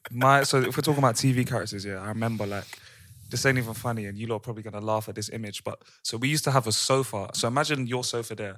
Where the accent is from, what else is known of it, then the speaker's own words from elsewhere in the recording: London, United Kingdom; when I was growing up in London, yeah, we, in our, in our, one of our houses in Stockwell